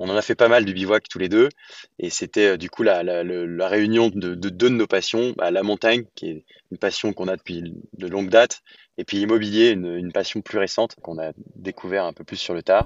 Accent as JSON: {"language": "French", "town": "Lyon", "region": "Auvergne-Rhône-Alpes", "country": "France", "tie": "born or raised there", "said": "j'ai grandi à Lyon"}